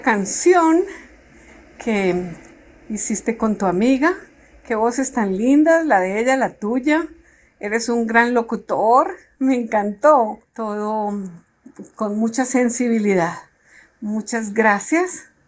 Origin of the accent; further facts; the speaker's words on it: Colombia; de Colombia